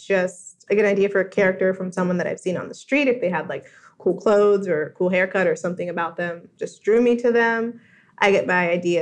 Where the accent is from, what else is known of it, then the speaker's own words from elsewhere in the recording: New Jersey, United States; moved away as an adult; now in Washington, D.C., United States; I grew up in New Jersey, of course, and not in the 1940s